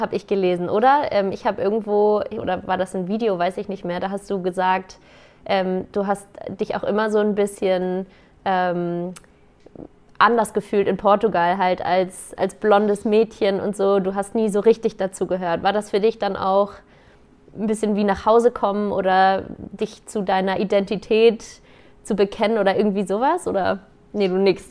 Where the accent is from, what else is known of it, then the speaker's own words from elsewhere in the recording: Germany; bei uns in Deutschland